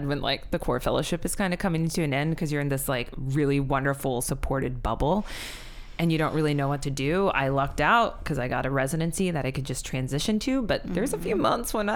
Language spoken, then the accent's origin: English; Iowa, United States; moved away as an adult; now in Philadelphia, United States; my hometown in Iowa